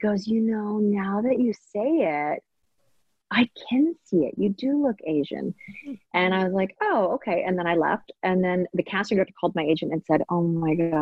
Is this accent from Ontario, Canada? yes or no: no; Maple Ridge, British Columbia, Canada; also born or lived in Hong Kong; I mainly grew up in very white neighborhoods. So I grew up in Maple Ridge and in Canada